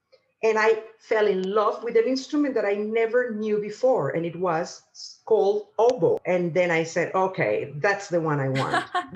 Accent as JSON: {"language": "English", "town": "Caracas", "region": "Capital District", "country": "Venezuela", "tie": "born or raised there", "also_born_or_lived": "England", "moved": "as an adult", "lives_now": "United Kingdom", "said": "I was born in Caracas, in the capital of Venezuela"}